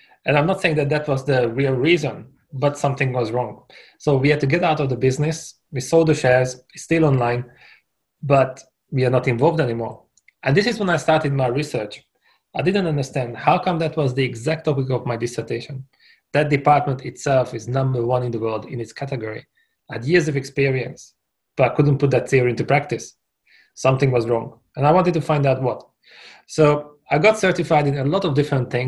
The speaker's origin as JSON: {"language": "English", "country": "Hungary", "moved": "as an adult", "lives_now": "Brighton, United Kingdom", "said": "Originally, I'm from Hungary, and I came here for a summer, but that was 16 years ago"}